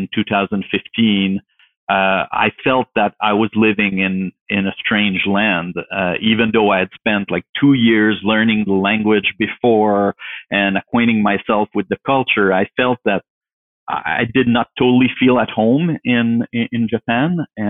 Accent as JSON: {"language": "English", "country": "Canada", "tie": "born or raised there", "moved": "yes", "lives_now": "Ottawa, Canada", "said": "I grew up in the French speaking part of Canada."}